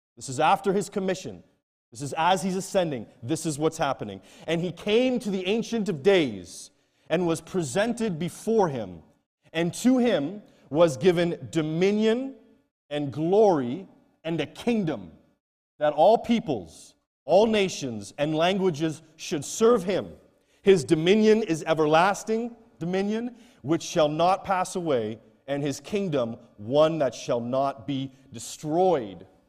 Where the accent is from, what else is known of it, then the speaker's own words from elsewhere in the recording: Canada; moved away as an adult; now in Nigeria; I head back to my home country, Canada